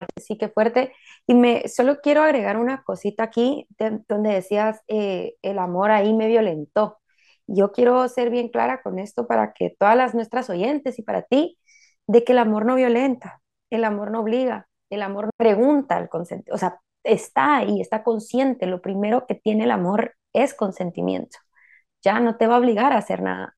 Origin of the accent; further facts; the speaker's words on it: Guatemala; como mujeres guatemaltecas